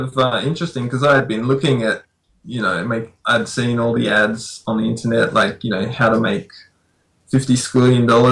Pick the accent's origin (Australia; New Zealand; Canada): Australia; now in Fukushima, Japan; I'm Australian.